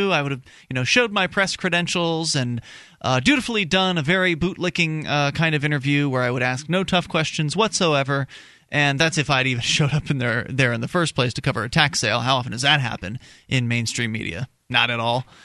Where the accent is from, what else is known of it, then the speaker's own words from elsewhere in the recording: Keene, New Hampshire, United States; I'm from Keene, New